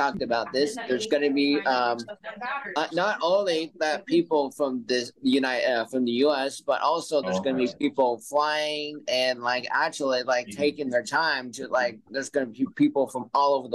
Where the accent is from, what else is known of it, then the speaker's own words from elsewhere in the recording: Arizona, United States; also born or lived in Texas / Peoria, Arizona; I was born and raised in Arizona